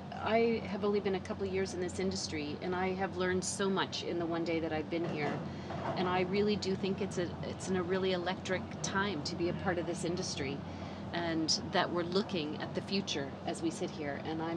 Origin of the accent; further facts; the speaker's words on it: Toronto, Ontario, Canada; I'm a Canadian and I love both of those cities, but I grew up and have lived in Toronto